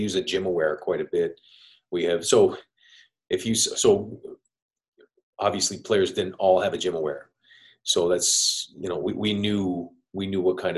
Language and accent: English; Montreal, Quebec, Canada; now in Tampa, United States; I'm from Montreal, Canada